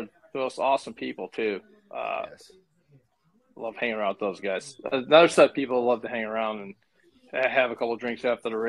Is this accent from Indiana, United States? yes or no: no; Chicago, Illinois, United States; I grew up in Chicago. So, you know, it's a big hockey town